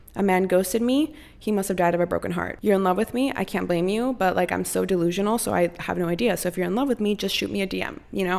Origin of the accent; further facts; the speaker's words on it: Costa Rica; now in United States; I was born and raised in Costa Rica